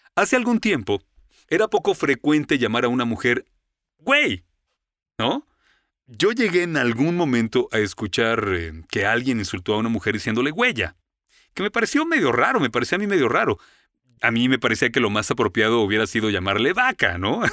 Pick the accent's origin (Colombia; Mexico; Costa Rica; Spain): Mexico; moved away as an adult; also born or lived in Florida, United States; now in United States; Alguien me preguntó, "¿De dónde eres?" y respondí, "De México"